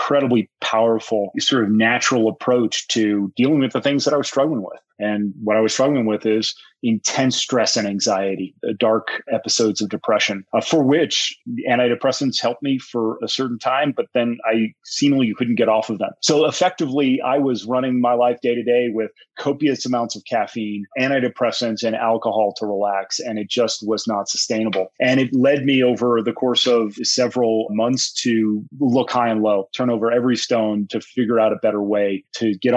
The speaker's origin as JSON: {"language": "English", "region": "Colorado", "country": "United States", "said": "based here in Colorado, my home state"}